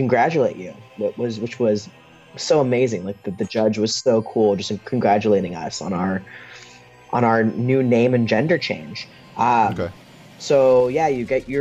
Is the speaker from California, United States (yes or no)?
yes; near San Francisco, California, United States; grew up in California, growing up near San Francisco